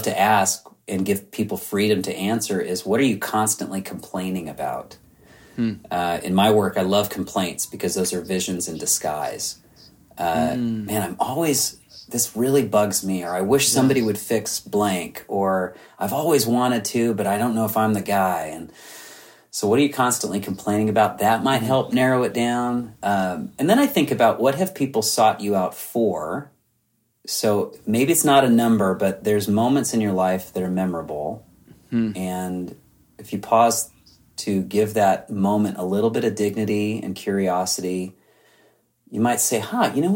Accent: Southern California, United States; I'm from Southern California

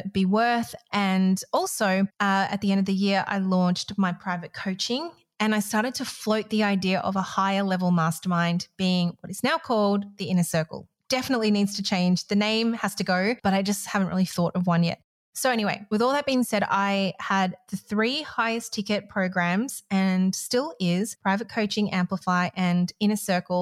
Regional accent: Malaysia; I grew up in Malaysia

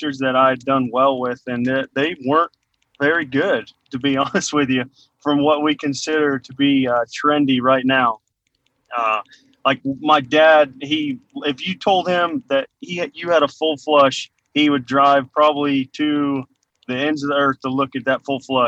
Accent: Michigan, United States; I'm originally from Michigan. Grew up on a dairy farm in Michigan

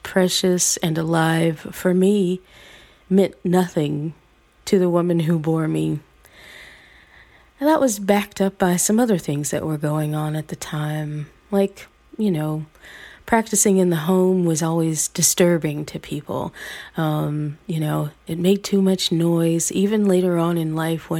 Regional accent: the South, United States; at a time when the KKK was active in my hometown, at a time when I could literally feel people looking through me instead of looking at me, invisibilizing me with their own ideas of what a black girl in the South should be able

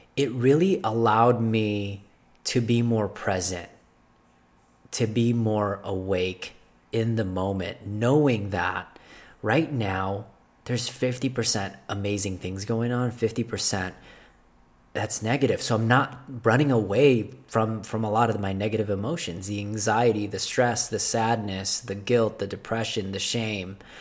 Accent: Philippines; moved away; I wasn't born here. I was born in Philippines.

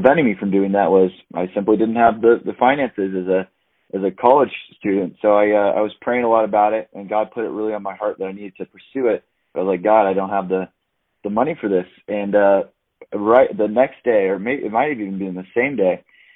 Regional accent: Anchorage, Alaska, United States; moved away as an adult; now in Phoenix, United States; I grew up in Anchorage, Alaska my whole life

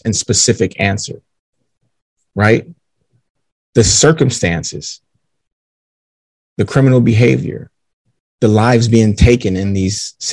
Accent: Detroit, Michigan, United States; Seven Mile Road

